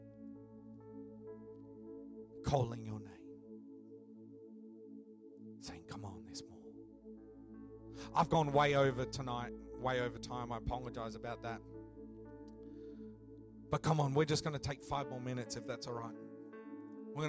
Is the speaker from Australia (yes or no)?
yes; Western Australia, Australia; I grew up a bit of a surfy type of kid, growing up in Western Australia